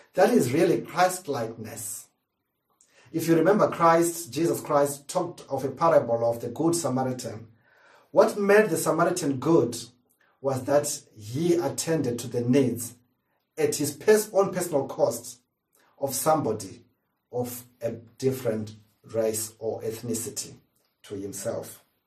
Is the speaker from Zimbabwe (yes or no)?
yes; Zimbabwe; now in United Kingdom; As a kid, growing up in Zimbabwe